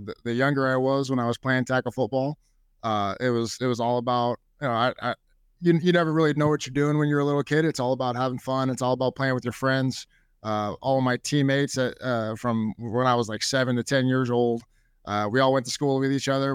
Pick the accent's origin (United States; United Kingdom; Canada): United States; Bellevue, Nebraska; I've loved growing up in Bellevue